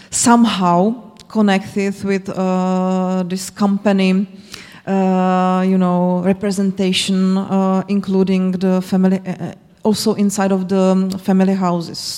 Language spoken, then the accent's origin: English; Zlín, Zlín Region, Czechia; moved away; I'm from Zlin. And uh, I, I still have this feeling, and I don't live here anymore.